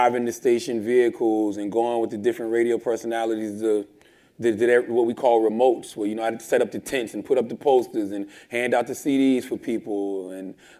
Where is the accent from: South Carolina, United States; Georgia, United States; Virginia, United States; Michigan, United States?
South Carolina, United States; Moncks Corner; also born or lived in Charleston, South Carolina; I'm from South Carolina, a small town called Monk's Corner. I was born in Charleston